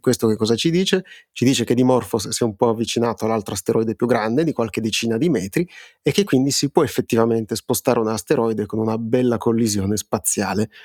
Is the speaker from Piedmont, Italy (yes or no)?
yes; Piedmont, Italy; siamo piemontesi entrambi